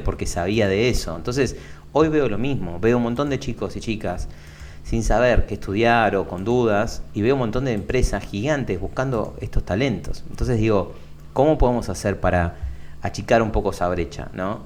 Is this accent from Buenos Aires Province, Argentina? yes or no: yes; Lomas de Zamora, Buenos Aires Province, Argentina; nací en Lomas de Zamora, que es acá en el sur de Buenos Aires, con urbano bonaerense